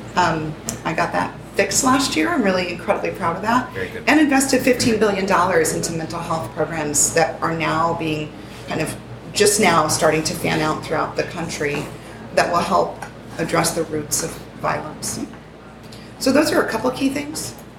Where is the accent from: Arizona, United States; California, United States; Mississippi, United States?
Arizona, United States; Tucson; I was born and raised in Tucson, Arizona